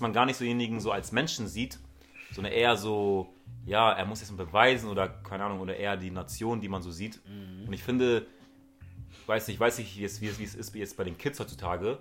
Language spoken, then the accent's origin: German; Hamburg, Germany; wo ich aufgewachsen bin, in Hamburg Süd